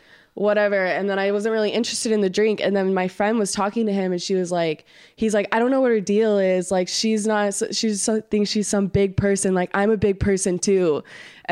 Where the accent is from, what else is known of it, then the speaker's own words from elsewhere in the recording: Salem, Oregon, United States; moved away; I'm from Salem, Oregon